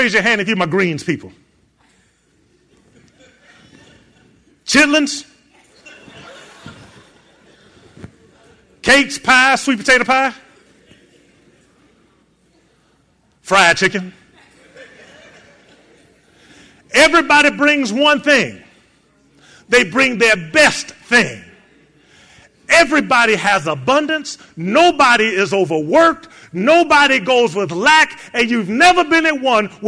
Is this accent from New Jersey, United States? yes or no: no; Chicago, Illinois, United States; moved away; Chicago, my hometown